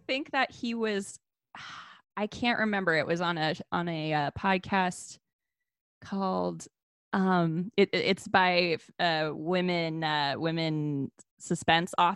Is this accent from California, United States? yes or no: yes; California, United States; I'm from California